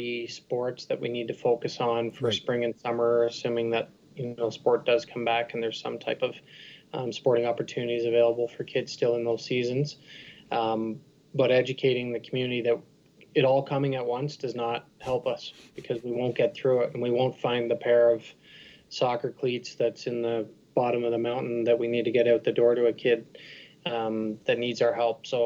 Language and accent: English; Peterborough, Ontario, Canada; moved away as an adult; also born or lived in Ottawa; I grew up in Peterborough, Ontario. Still consider that kind of home